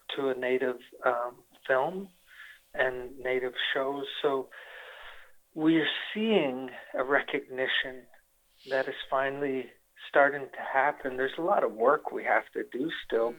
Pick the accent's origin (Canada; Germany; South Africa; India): Canada; Winnipeg, Manitoba; now in Las Vegas, United States; Winnipeg, Manitoba, and that's where I'm from.